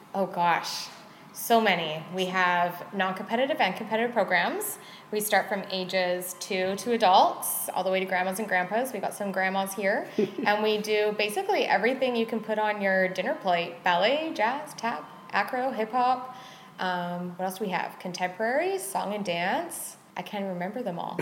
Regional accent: Squamish, British Columbia, Canada; I was born and raised in Squamish

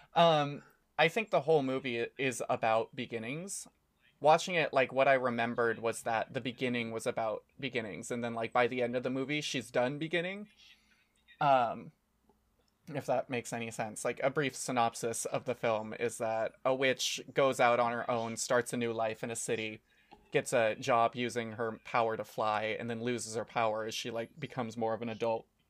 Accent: United States; now in Japan; we're American

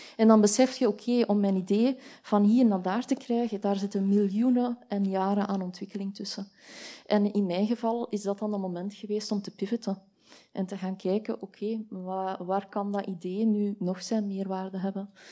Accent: Belgium

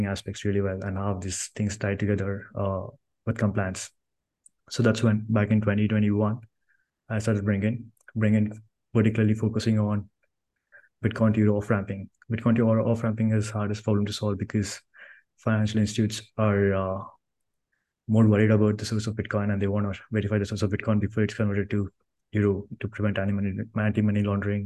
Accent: Karnataka, India; now in Bangalore, India; I was born in a small village in India. So I grew up there in Bangalore, and I moved to Bangalore city to complete my graduation.

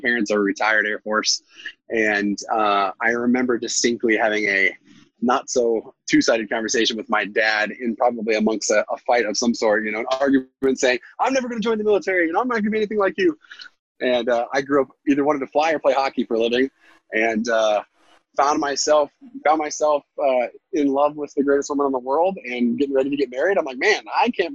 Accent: Alaska, United States; We're from Alaska

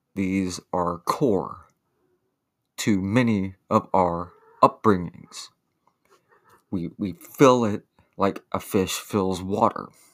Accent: the South, United States; I grew up in Ronald Reagan's America. Poor in the South

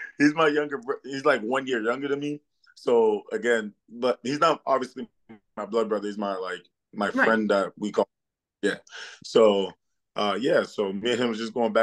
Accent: Worcester, Massachusetts, United States; English is a second language; also born or lived in Ivory Coast; I'm from Worcester, Massachusetts. I was born in the Ivory Coast, but I was raised in Worcester

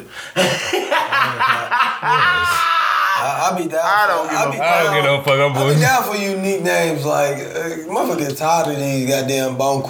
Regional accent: Jamaica; I'm Jamaican.

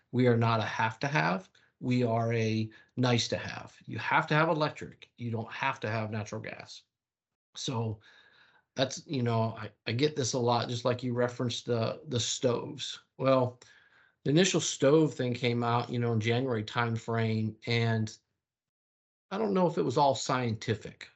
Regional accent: the South, United States; I was from the South

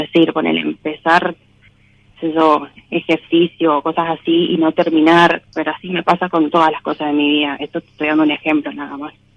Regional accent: Mendoza, Argentina; De Mendoza.

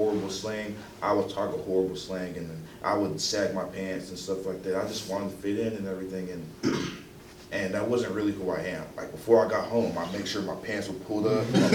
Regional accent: Dallas, Texas, United States; I was born in Dallas

